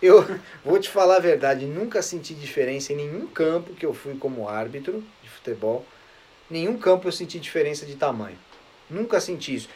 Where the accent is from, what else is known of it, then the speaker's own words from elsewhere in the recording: São Paulo, Brazil; Juventus da Moca, né? Lugar onde eu nasci